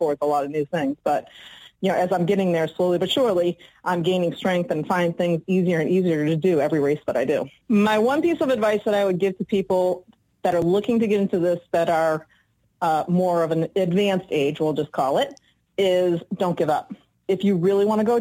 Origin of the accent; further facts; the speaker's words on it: Salem, New Hampshire, United States; I'm from Salem, New Hampshire